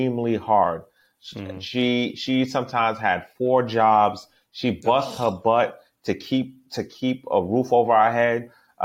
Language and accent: English; Boston, Massachusetts, United States; I'm from Boston, Massachusetts. I grew up in a town called Dorchester.